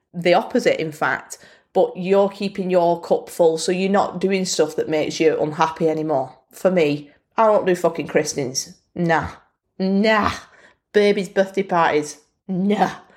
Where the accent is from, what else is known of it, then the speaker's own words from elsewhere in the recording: Bolton, North West England, United Kingdom; accent: Bolton; my Bolton accent